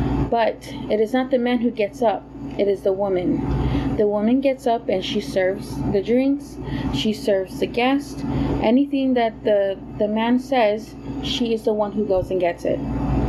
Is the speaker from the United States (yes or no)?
yes; Hawaii, United States; born there; I am a U.S. citizen. I was born in Hawaii.